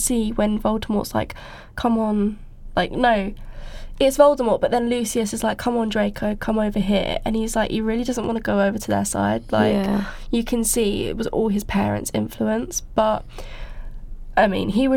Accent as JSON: {"language": "English", "area": "Essex", "region": "East of England", "country": "United Kingdom", "moved": "as an adult", "said": "I'm from Essex"}